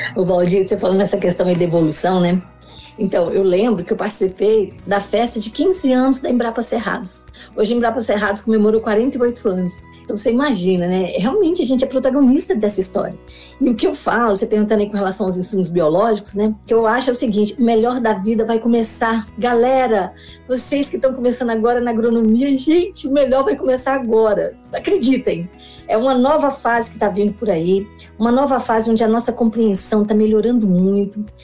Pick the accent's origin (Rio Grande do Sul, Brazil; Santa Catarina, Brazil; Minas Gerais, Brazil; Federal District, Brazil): Federal District, Brazil; Brasília; eu sou aqui de Brasília, sou filha de é, lavradores. O pessoal saiu do Goiás, saiu da roça, veio para Brasília para ajudar na construção da capital. Eu nasci em 1966, sou candanga